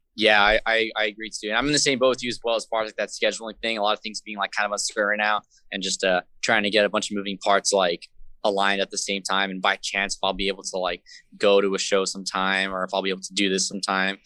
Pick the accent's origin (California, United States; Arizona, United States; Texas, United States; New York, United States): California, United States; San Jose; I was born and raised in San Jose, up here